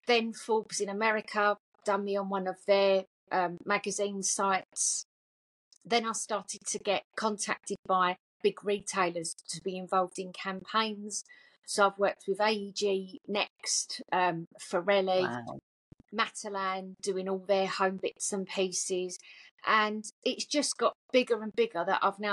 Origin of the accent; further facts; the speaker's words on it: Essex, East of England, United Kingdom; I'm obviously from Essex, as you can hear in the voice.